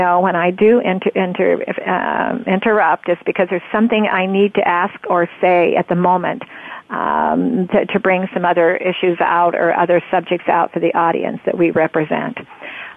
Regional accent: Roseburg, Oregon, United States; also born or lived in Portland, Oregon; I grew up in Roseburg, Oregon, as a young girl up until my sophomore in high school

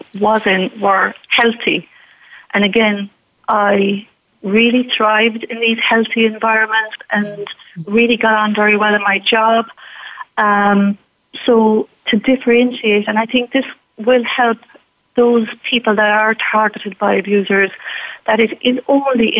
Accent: Ireland; me being Irish, definitely we had an authoritarian society. At the time when I was brought up

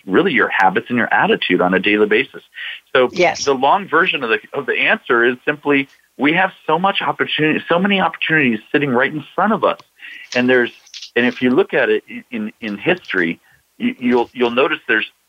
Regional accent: Washington, District of Columbia, United States; I'm from Washington, D.C.

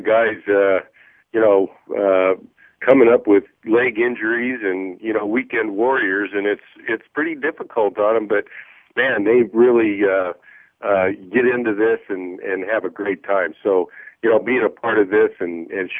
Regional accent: Colorado Springs, Colorado, United States; I grew up out in Colorado, a great Yankee fan

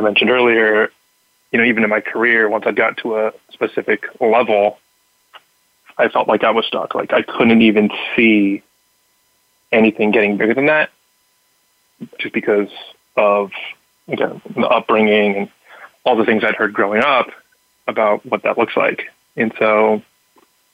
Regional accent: Southern California, United States; I grew up in Southern California

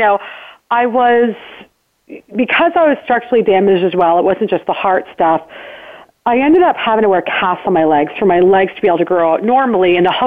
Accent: Burlington, Ontario, Canada; I was born and raised in Burlington, Ontario, Canada

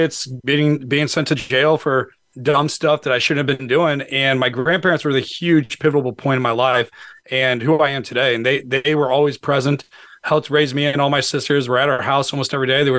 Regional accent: St. Louis, Missouri, United States; now in Northern Virginia, United States; I'm originally from St. Louis, Missouri, and grew up in a single family home with my mom and four sisters

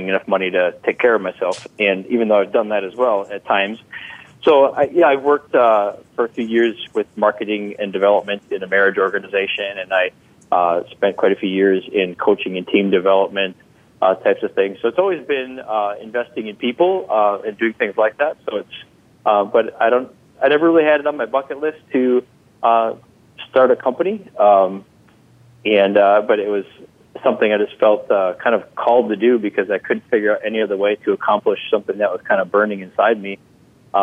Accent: Wisconsin, United States; accent: Midwestern; I am a Wisconsin native.

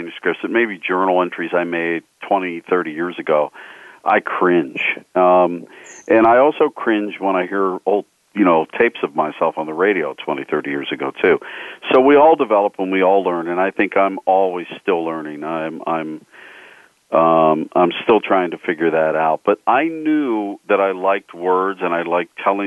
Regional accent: Pittsburgh, Pennsylvania, United States; I grew up just outside of Pittsburgh

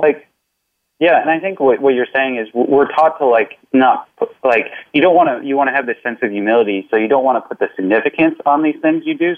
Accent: Midwest, United States; I'm from the Midwest

